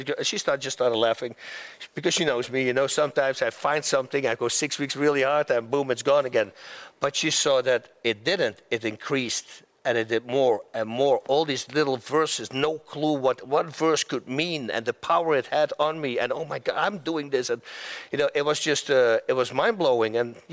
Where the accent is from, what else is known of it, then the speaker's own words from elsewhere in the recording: Netherlands; moved away as an adult; now in United States; I was a fighter from Holland.